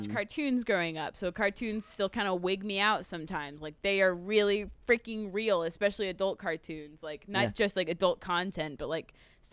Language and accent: English; Odessa, Texas, United States; now in Austin, United States; I'm from Odessa